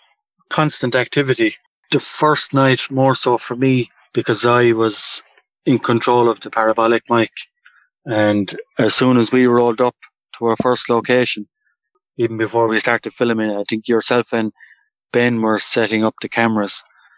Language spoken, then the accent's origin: English; Canada; growing up in Canada, I'd nearly class myself as a bit of a fraud